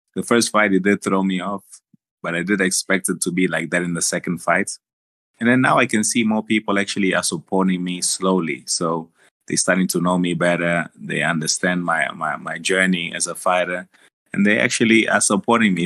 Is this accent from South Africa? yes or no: yes; South Africa; born or raised there; also born or lived in Angola